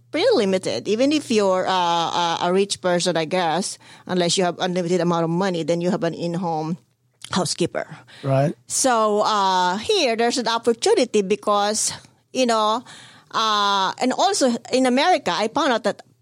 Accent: Philippines; I came from the Philippines and not really in the background where where uh, we have a maid or uh, over there when you're rich you have maids, you know, in uh, in house maids.

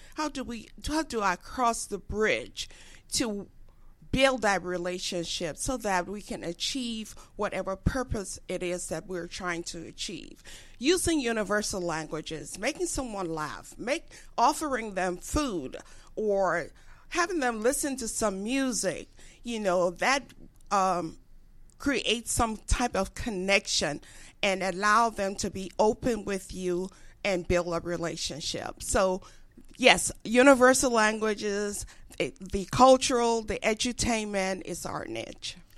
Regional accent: Liberia; moved away as an adult; now in United States; growing up in Africa, West Africa, I fell in love with the culture, the music, the food

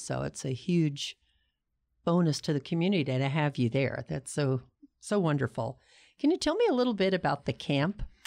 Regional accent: Pasadena, California, United States; now in Tucson, United States; I grew up in Pasadena, California.

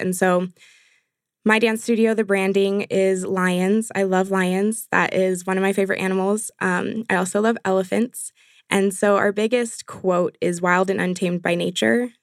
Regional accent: San Jose, California, United States; moved away; I'm actually from San Jose, California originally

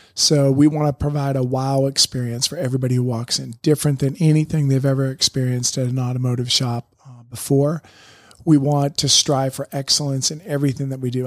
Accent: Boston, Massachusetts, United States; moved away as an adult; also born or lived in Syracuse; I grew up around Boston area

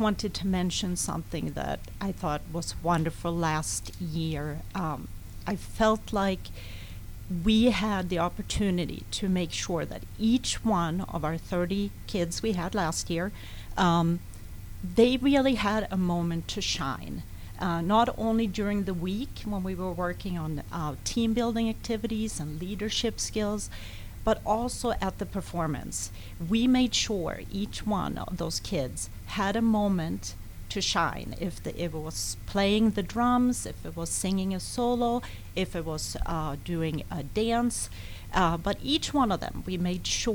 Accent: Sweden; moved away as an adult; now in United States; I grew up in Sweden

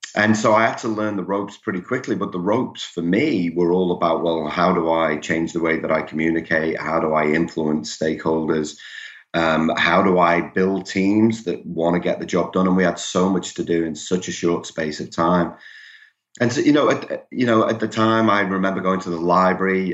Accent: Liverpool, North West England, United Kingdom; accent: Liverpool; now in Melbourne, Australia; I'm originally from from Liverpool in, in England. That that will come through for those of you familiar with the English accent

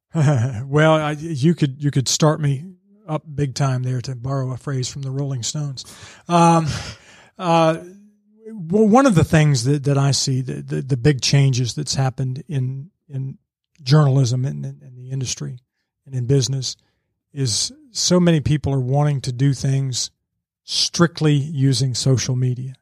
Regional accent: suburbs of Washington, D.C., District of Columbia, United States; also born or lived in Rappahannock County, Virginia; now in Georgia, United States; I really grew up technically in the suburbs of D C

